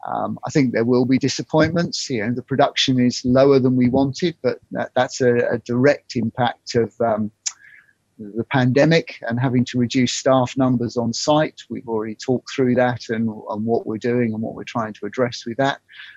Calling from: South East England, United Kingdom; In Surrey. So enjoying the heat wave down here.

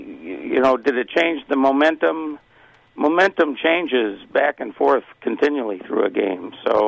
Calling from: Detroit, Michigan, United States; calling from Detroit.

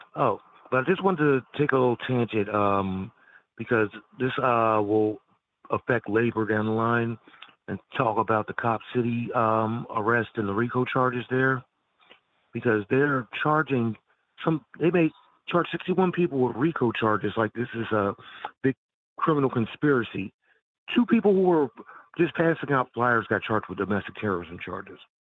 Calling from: Philadelphia, Pennsylvania, United States; Calling from Philly.

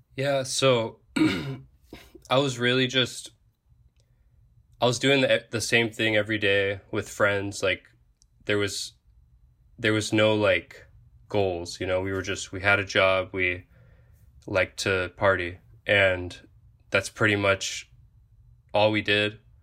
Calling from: Oahu, Hawaii, United States; I am currently a diver in the Coast Guard, and I'm calling from Oahu, Hawaii

